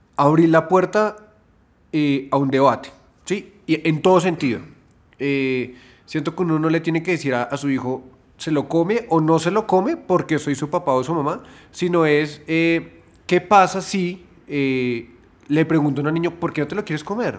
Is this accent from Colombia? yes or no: yes; Colombia; nosotros, como colombianos, hemos sido educados